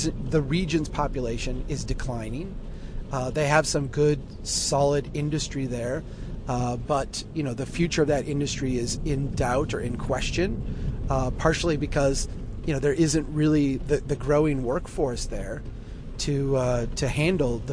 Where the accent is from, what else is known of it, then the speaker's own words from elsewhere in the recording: Brainerd, Minnesota, United States; Brainerd, my hometown